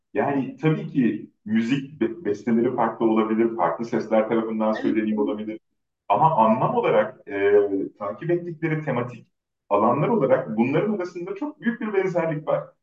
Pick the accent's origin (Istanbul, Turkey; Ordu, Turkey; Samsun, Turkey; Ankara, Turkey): Ankara, Turkey; Ben doğma büyüme Ankaralıyım